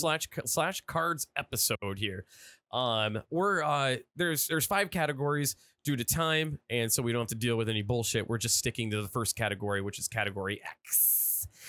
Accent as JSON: {"language": "English", "town": "Erie", "region": "Pennsylvania", "country": "United States", "said": "I'm from Erie"}